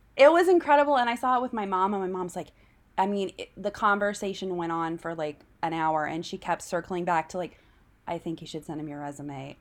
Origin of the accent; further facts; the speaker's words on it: Tulsa, Oklahoma, United States; my hometown of Tulsa